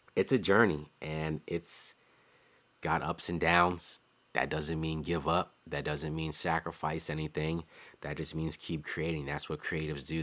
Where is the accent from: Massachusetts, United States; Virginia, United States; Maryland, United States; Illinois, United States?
Maryland, United States; Maryland DMV area, United States; I'm a designer from the Maryland D M V area